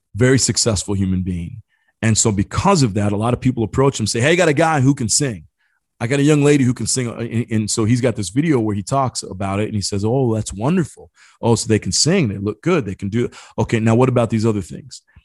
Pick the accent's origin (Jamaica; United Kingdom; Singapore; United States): United States; Indiana; I grew up in Indiana